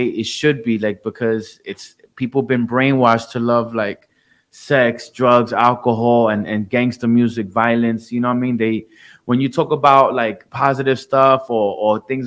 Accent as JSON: {"language": "English", "town": "New York City", "region": "New York", "country": "United States", "tie": "born or raised there", "also_born_or_lived": "Puerto Rico", "said": "I came to Jamaica, Queens when I was 3 years old."}